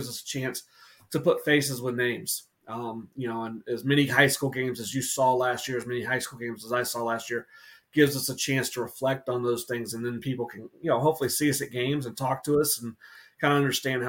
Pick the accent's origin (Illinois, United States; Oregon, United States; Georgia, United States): Georgia, United States; Atlanta; now in North Carolina, United States; I grew up in Atlanta before moving to North Carolina